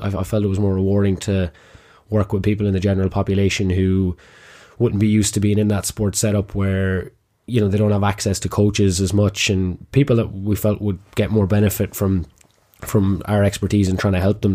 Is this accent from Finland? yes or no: no; Kilkenny, Leinster, Ireland; also born or lived in Trinidad; I'm from Kilkenny originally, which is why I had this lovely accent that I can't shake